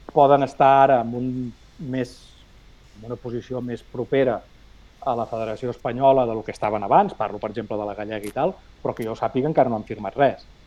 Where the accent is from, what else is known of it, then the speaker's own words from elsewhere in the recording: Matadepera, Catalonia, Spain; Jo sóc de Mata de Pere